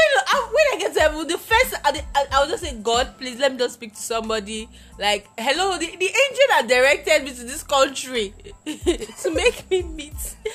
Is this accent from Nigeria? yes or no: yes; Nigeria; first language Isoko; English is a second language; I'm a Nigerian. English is not my language.